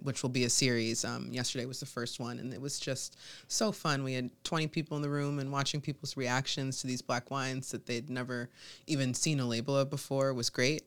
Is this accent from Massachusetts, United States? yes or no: yes; Massachusetts, United States; moved away as an adult; also born or lived in Rochester, New York; now in Rochester area, New York, United States; I was from Massachusetts